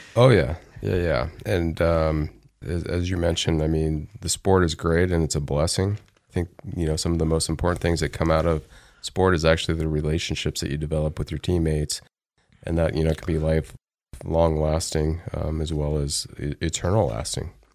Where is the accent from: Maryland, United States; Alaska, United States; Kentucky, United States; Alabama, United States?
Alabama, United States; also born or lived in Phoenix, Arizona; now in Idaho, United States; I was in the South, so I was in Alabama, and that's uh, where I played actually baseball and then continued to play baseball when we moved from Alabama to Phoenix, Arizona.